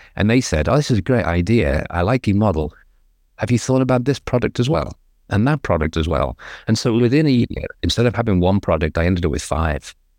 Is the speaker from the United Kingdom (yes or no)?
yes; England, United Kingdom; now in Southern California, United States; I'm English, obviously, but I'm living in America, in Southern California